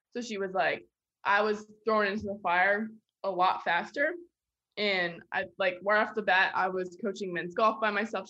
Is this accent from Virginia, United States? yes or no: yes; Virginia Beach, Virginia, United States; moved away as an adult; now in Lexington, United States; I'm from Virginia Beach, Virginia